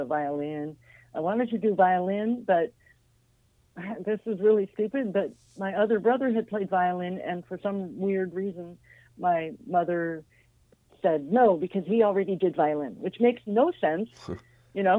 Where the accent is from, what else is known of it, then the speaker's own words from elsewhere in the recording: Los Angeles, California, United States; Los Angeles, on the west side